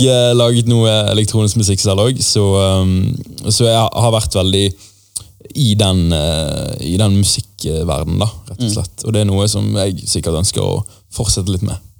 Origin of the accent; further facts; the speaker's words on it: Bergen, Vestland, Norway; jeg vokste opp i et eh, mindre område, som het Skjold, eh, som ligger ganske nærmt Lagunen storsenter